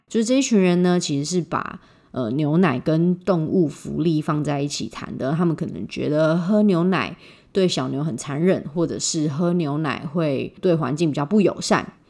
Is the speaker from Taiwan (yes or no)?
yes; Taiwan; 我们台湾人